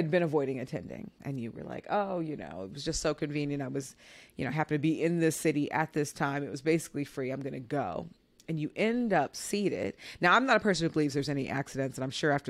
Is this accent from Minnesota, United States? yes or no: yes; Minnesota, United States; I was born in Minnesota